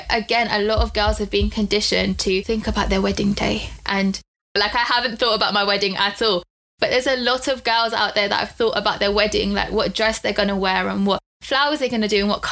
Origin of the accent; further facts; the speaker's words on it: United Kingdom; we're British, but we're also Indian